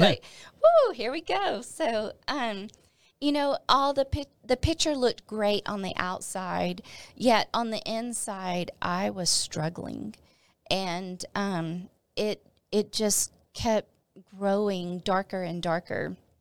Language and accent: English; Northeast Texas, United States; moved away as an adult; also born or lived in Arkansas; Northeast Texas again. This church was actually in my hometown.